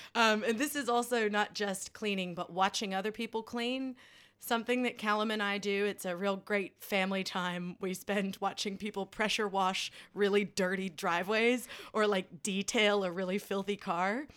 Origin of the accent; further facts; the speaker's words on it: United States; moved away; our dear leader of my home country, Mister Trump